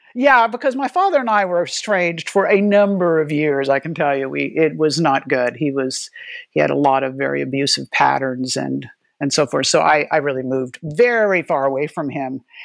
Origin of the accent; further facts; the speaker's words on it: Gila River Reservation, South Central Arizona, United States; I grew up in South Central Arizona on the, the Gila River Reservation